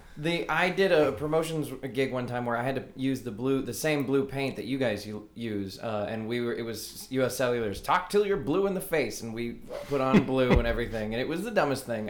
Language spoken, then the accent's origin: English; Fort Worth, Texas, United States; my hometown